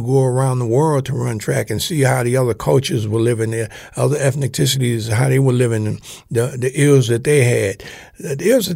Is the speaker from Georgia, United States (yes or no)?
no; New York, United States; as a kid growing up in New York on Lenox Avenue